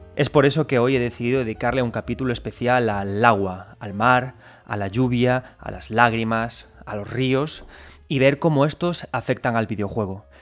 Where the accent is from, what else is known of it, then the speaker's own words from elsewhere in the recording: A Coruña, Galicia, Spain; yo soy gallego